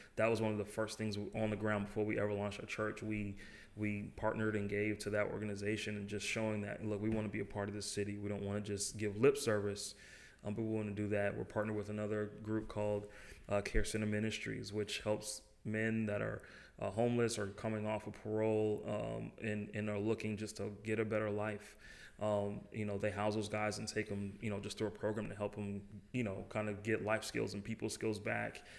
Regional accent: Boston, Massachusetts, United States; moved away as an adult; now in Jackson, United States; I'm from Boston originally

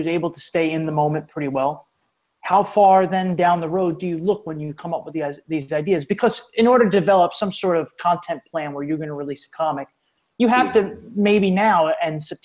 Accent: New York City, New York, United States; I'm from New York City

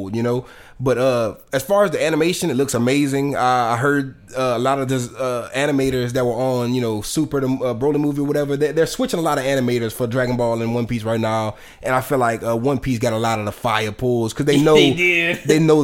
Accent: United States; I'm from America.

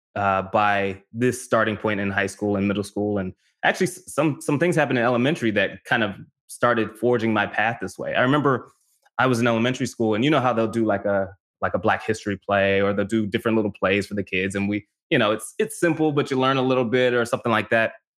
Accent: North Las Vegas, Nevada, United States; moved away as an adult; also born or lived in California; I grew up in North Las Vegas

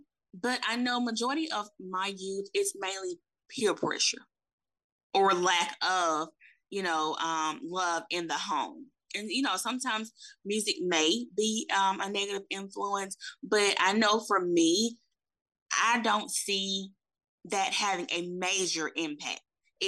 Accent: Saginaw, Michigan, United States; moved away; also born or lived in Alabama; I'm originally from Saginaw, Michigan. And so my mom got remarried and we ended up moving to Alabama in 1994. And it was a big culture shock because I'm used to being in the city.

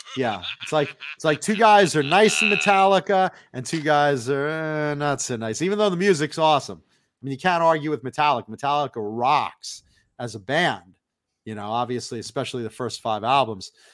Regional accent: Long Island, New York, United States; moved away; also born or lived in Hollywood, California; I'm a very proud Long Islander

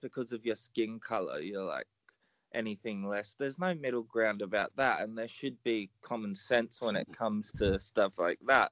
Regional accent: Australia; I'm Australian

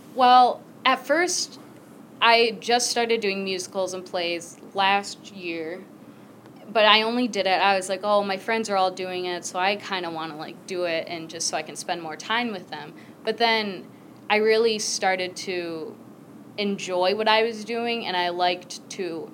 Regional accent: Michigan, United States; also born or lived in Guatemala; Then I was brought to the U.S. here in Michigan. I grew up here. This is where I've been my whole time

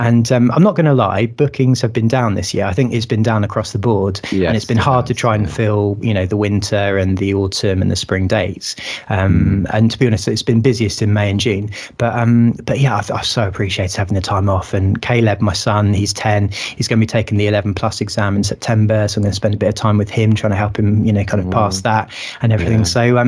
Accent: Sussex, South East England, United Kingdom; I grew up in Sussex

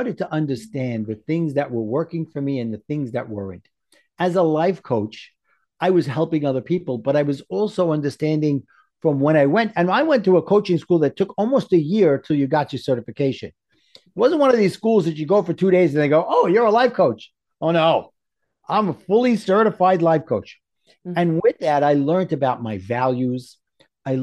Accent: New York, United States; accent: New York; my New York accent

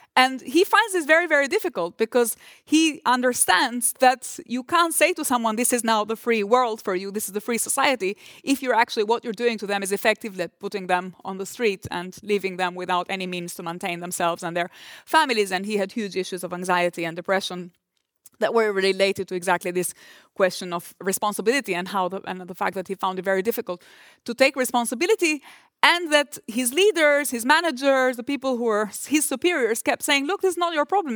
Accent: Durrës, Durrës County, Albania; moved away; port of Durres, which is my hometown

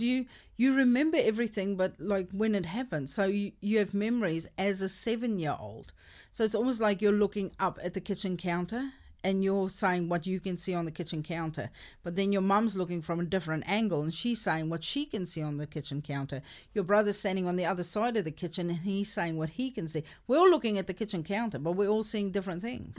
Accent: South Africa; first language Afrikaans; English is a second language; I grew up in South Africa and I'm Afrikaans speaking

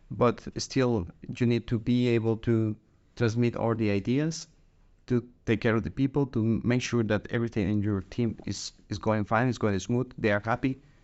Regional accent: Guatemala; moved away as an adult; now in Denmark; I'm originally from Guatemala, but I have been living in Denmark for

